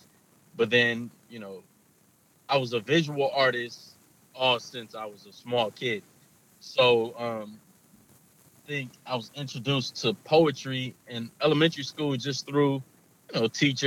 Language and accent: English; Los Angeles, California, United States; Los Angeles, kind of all over Los Angeles